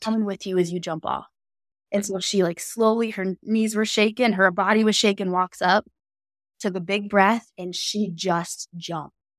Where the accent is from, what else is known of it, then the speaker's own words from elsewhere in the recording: Canton, Ohio, United States; I'm not from this city or Hilliard, Ohio, but I'm from Canton, Ohio